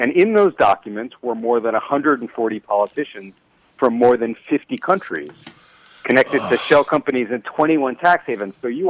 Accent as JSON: {"language": "English", "town": "New York City", "region": "New York", "country": "United States", "tie": "born or raised there", "said": "I did. I grew up in New York City, so..."}